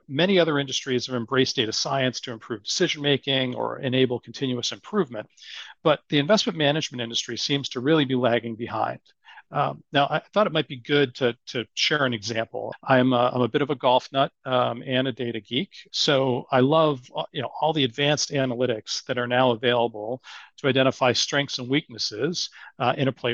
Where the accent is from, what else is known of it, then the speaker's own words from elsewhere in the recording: Boston, Massachusetts, United States; accent: Boston; my Boston accent